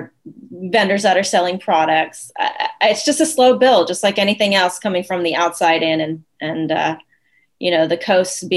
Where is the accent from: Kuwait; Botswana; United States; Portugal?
United States; Austin, Texas; also born or lived in Pittsburgh; I'm from Austin.